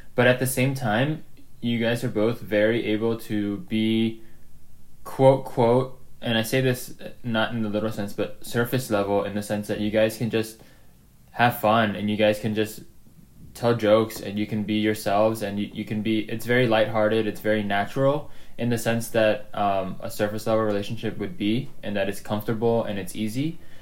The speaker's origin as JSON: {"language": "English", "town": "Gaithersburg", "region": "Maryland", "country": "United States", "tie": "born or raised there", "also_born_or_lived": "Jakarta, Indonesia", "said": "I grew up in the United States in Gaithersburg, Maryland"}